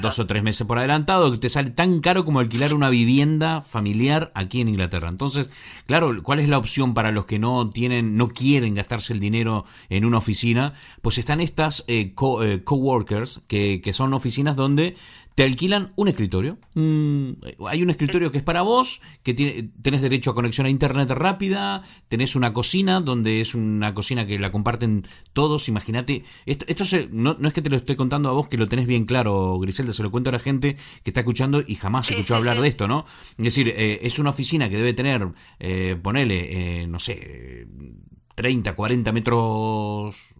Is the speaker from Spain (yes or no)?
no; Argentina; moved away; los que venimos de Argentina